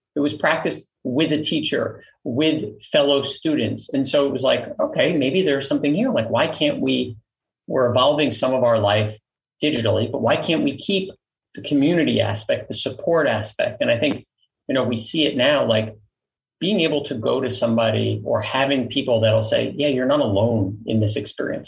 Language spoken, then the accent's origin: English; New York City, New York, United States; I grew up in Queens, New York